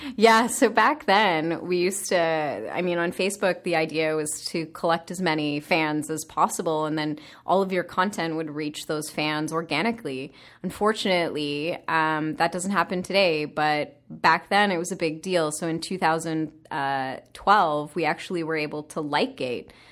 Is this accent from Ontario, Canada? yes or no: yes; Sarnia, Ontario, Canada; I'm a small city girl from Sarnia, Ontario.